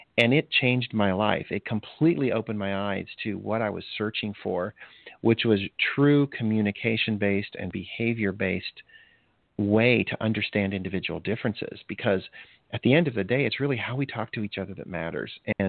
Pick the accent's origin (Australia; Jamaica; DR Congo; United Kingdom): DR Congo; moved away; also born or lived in Botswana; I actually, even before that, I grew up in Africa. My parents were missionaries, and I spent most of my early year in Zaire, which is now the Democratic Republic of Congo, and then Botswana.